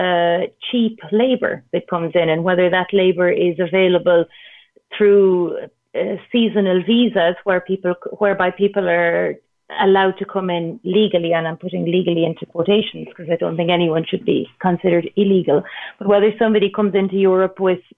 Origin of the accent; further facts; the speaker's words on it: Ireland; moved away; I'm from Ireland